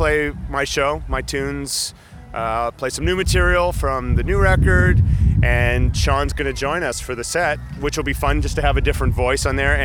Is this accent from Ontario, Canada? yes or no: no; Winnipeg, Manitoba, Canada; I'm a guy from Winnipeg, musician, guitar player